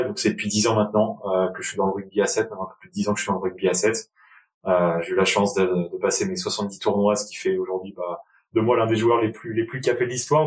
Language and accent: French; Enghien-les-Bains, Île-de-France, France; j'ai grandi euh, dans le nord-ouest de la région parisienne, dans une petite ville du 95 Val d'Oise qui s'appelle Anguin-les-Bains